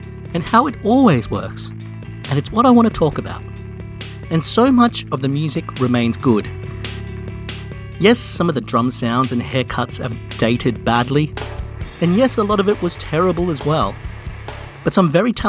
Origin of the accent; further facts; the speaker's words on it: Australia; I grew up a music fan in Australia in the 90s.